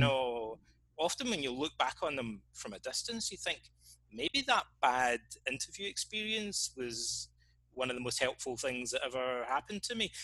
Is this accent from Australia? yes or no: no; Scotland, United Kingdom; moved away as an adult; also born or lived in Reading, England; I hardly ever really left my hometown, like this small town in, in Scotland